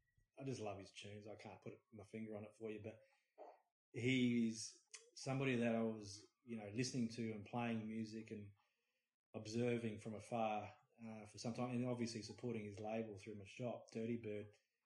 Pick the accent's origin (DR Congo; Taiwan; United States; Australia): Australia; Adelaide, South Australia; I grew up with in Adelaide, and, you know, from seeing them start out in little pubs and whatnot down south and playing to me and the crew